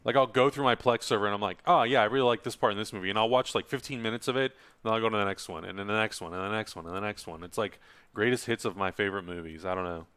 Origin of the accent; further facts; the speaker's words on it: San Diego, California, United States; I'm from San Diego